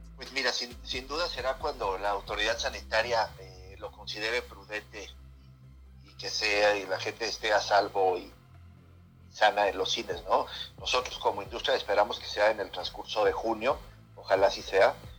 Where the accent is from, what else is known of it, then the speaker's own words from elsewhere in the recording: Mexico; nosotros como mexicano